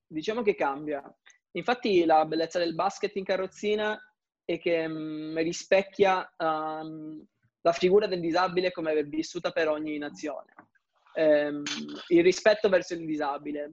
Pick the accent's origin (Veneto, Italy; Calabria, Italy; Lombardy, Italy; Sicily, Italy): Calabria, Italy; now in Milan, Italy; rappresentare la mia terra, Mm, cioè la Calabria a livello internazionale